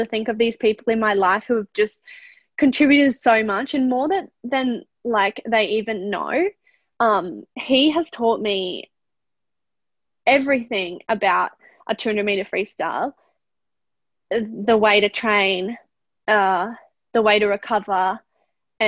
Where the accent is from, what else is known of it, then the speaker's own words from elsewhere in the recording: Australia; we are Australian